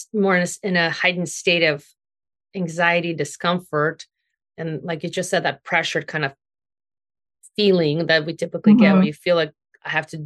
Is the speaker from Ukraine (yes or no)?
yes; Ukraine; now in United States; growing up in Ukraine, and then we came here